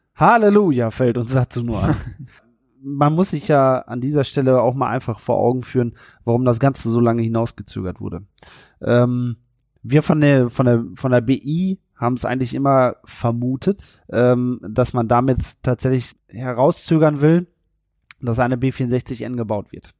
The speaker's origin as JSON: {"language": "German", "town": "Warendorf", "region": "North Rhine-Westphalia", "country": "Germany", "tie": "born or raised there", "said": "Ich bin ja gebürtiger Neuwarndorfer."}